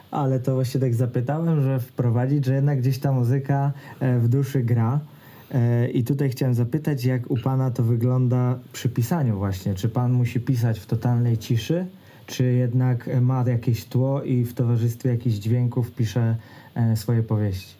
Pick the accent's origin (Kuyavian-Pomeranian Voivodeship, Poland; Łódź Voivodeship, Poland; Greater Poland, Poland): Greater Poland, Poland; ja też jestem z Wielkopolski